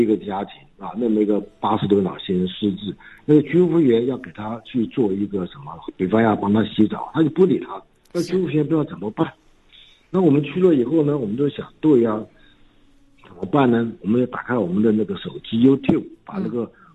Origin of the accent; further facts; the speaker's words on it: Taiwan; also born or lived in United Kingdom; 我是在眷村长大